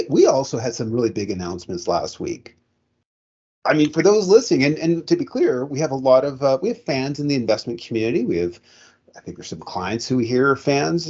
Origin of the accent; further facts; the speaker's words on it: Canada; as a Canadian by birth